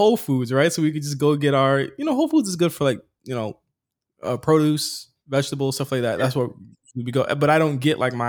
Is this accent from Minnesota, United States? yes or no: no; Virginia, United States; moved away as an adult; I packed my shit. I dipped out. You know what I mean? I came here from Virginia.